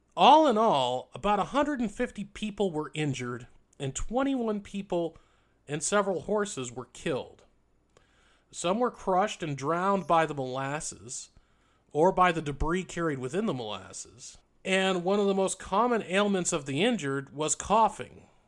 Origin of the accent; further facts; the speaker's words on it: New England, United States; when I was growing up in New England